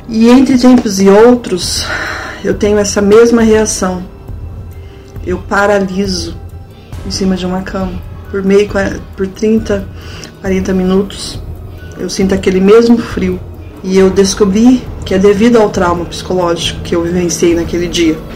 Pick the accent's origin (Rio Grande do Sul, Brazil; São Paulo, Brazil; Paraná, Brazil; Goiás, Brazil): Paraná, Brazil; Florestópolis; eu nasci e cresci em Florestópolis.